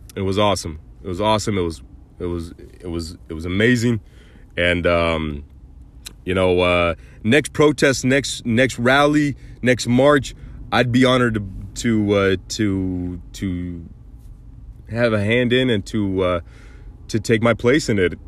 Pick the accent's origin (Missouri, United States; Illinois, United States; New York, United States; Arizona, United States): Arizona, United States; Mesa; Mesa, Arizona, they were in my hometown